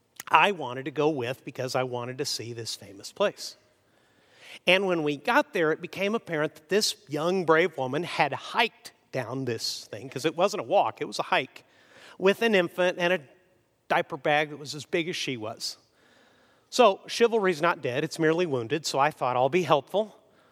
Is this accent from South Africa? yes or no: no; Mexico; And I grew up in Mexico. Is anyone coming to help the gringo, frankly, which is what they often called me